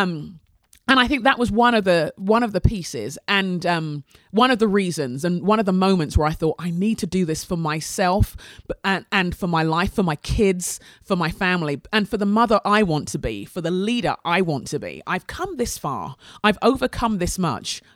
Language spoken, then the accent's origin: English; England, United Kingdom; We're an immigrant family growing up in England, Nigerian family growing up in England in the eighties